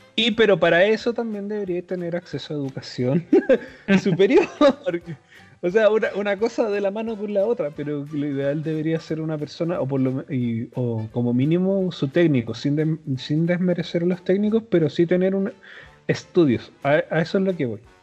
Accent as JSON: {"language": "Spanish", "country": "Chile", "said": "somos de Chile"}